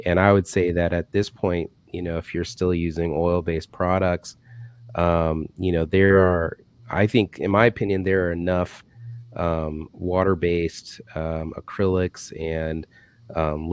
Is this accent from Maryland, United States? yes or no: no; Michigan, United States; moved away; I used to live in Michigan. I grew up in Michigan